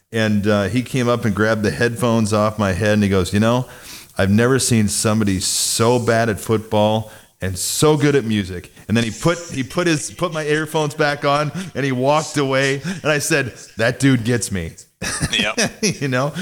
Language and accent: English; Mount Carroll, Illinois, United States; grew up in Northwest Illinois in a town about fifteen hundred people